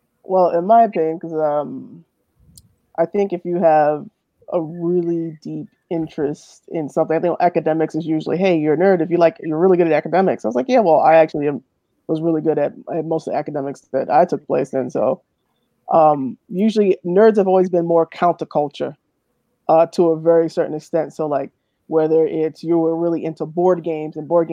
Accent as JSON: {"language": "English", "town": "New York City", "region": "New York", "country": "United States", "tie": "born or raised there", "said": "I grew up in the South Bronx"}